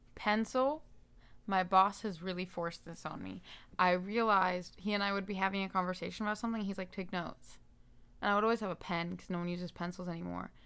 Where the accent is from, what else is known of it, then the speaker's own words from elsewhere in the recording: Daytona Beach, Florida, United States; moved away as an adult; now in Nashville, United States; I moved here from Daytona Beach